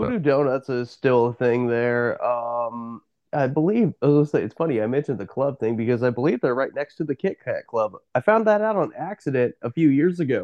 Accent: Eastern Oregon, United States; also born or lived in Salem, Oregon; I grew up in Eastern Oregon, and I've been in about Salem for ten years now

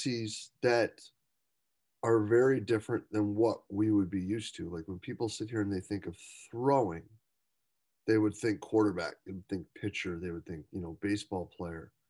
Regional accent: United States; we sit here and think as Americans

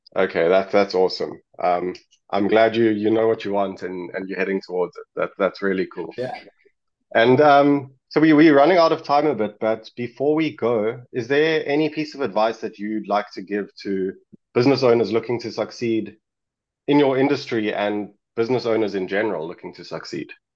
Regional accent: South Africa; I'm actually from South Africa. I'm in South Africa right now

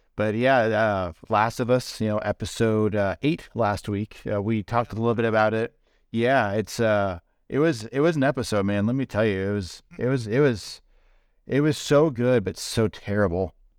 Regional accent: Indiana, United States; we grew up in Indiana, you know, pretty small area

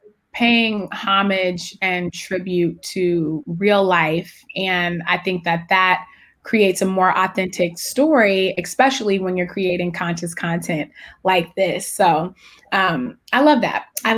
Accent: Richmond, California, United States; I'm actually from the San Francisco Bay Area. I'm from Richmond, which is right next to Oakland. So Sacramento is like an hour away. So yeah. I love the Bay Area.

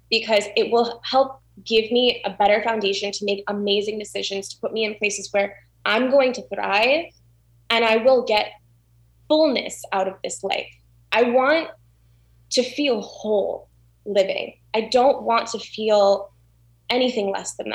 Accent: South Florida, United States; also born or lived in Orlando; I was born in Orlando. I grew up in South Florida

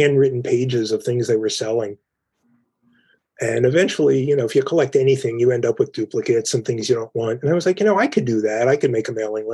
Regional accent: Philadelphia, Pennsylvania, United States; now in Cherry Hill, United States; I'm born and raised in Philadelphia.

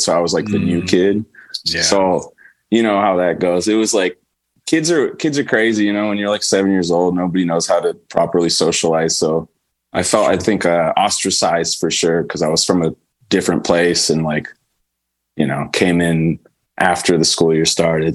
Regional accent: Pleasanton, California, United States; also born or lived in Canada / San Mateo; I grew up mostly in Pleasanton. So I, I, I grew up in the Bay Area

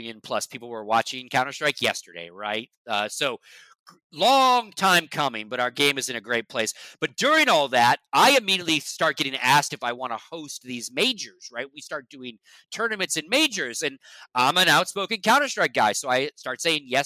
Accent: Lake Tahoe, Nevada, United States; also born or lived in Las Vegas, Nevada; And I grew up in Nevada. I grew up in Lake Tahoe, which is northern Nevada

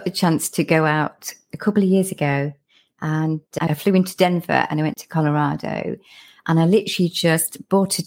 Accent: Lincolnshire, East Midlands, United Kingdom; now in South of England, United Kingdom; if I go back home, because I'm from Lincolnshire, when I go back home, my accent's a bit stronger when I come back down south

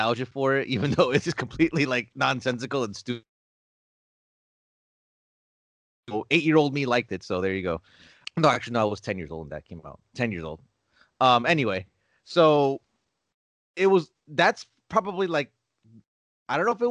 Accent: Newark, New Jersey, United States; my hometown of Newark, New Jersey

